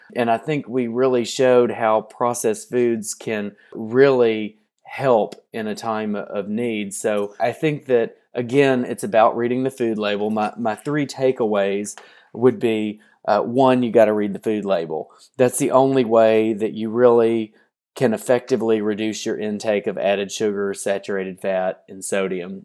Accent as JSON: {"language": "English", "town": "Hopkinsville", "region": "Kentucky", "country": "United States", "tie": "born or raised there", "moved": "yes", "said": "I'm from southwestern Kentucky. One of the reasons I got into nutrition was that you go to my hometown, Hopkinsville"}